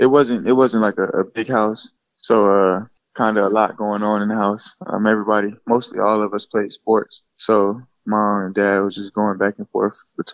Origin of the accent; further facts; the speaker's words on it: Gainesville, Florida, United States; is from Gainesville, my mom and dad's family, so I've been here my whole life. It was kind of cool growing up in Gainesville